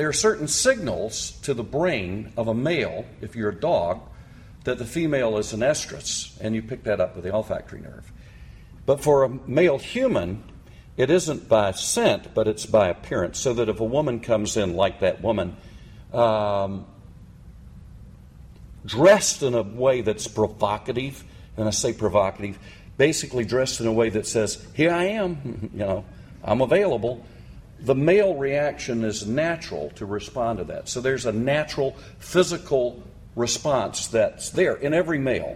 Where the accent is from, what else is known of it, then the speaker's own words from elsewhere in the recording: United States; I'm American male